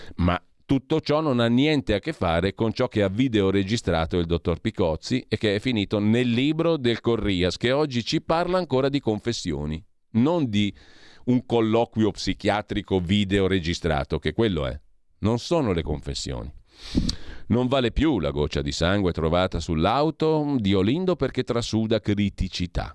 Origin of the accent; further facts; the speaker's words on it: Brianza, Lombardy, Italy; io so Brianzolo